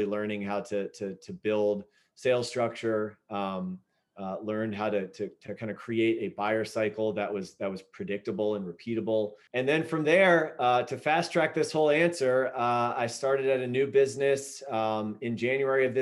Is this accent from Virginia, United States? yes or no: yes; Southern Virginia, United States; I grew up in Southern Virginia